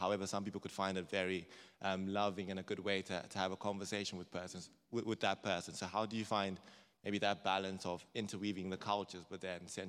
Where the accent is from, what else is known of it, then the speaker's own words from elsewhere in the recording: Zimbabwe; moved away; I grew up in Zimbabwe where people are very blunt, say things as they are.